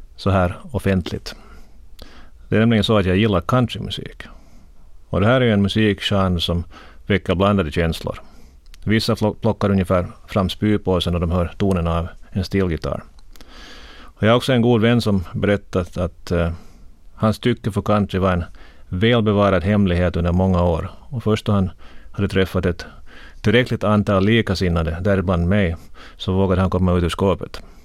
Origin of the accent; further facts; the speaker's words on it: Korpo, Southwest Finland, Finland; moved away as an adult; also born or lived in Turku, Finland / Helsinki, Finland; jag växte upp i Korpo